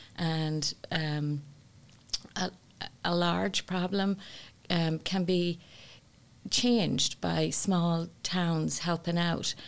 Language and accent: English; Ireland; now in United States; as a young person growing up in Ireland